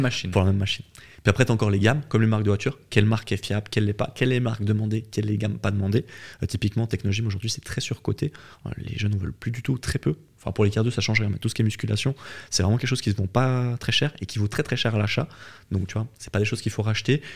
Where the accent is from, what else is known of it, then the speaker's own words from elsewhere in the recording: Switzerland; je suis né en Suisse